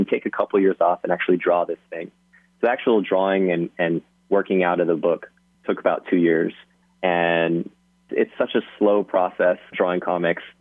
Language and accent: English; Hawaii, United States; moved away; I'm from Hawaii